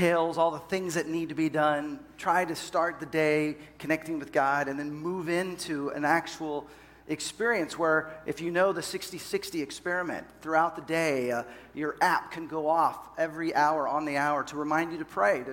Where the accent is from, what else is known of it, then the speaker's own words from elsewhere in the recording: Dallas, Texas, United States; moved away as an adult; also born or lived in Seattle / Los Angeles; I grew up in Dallas, Fort Worth, but moved to Seattle after college, and then we were in Los Angeles.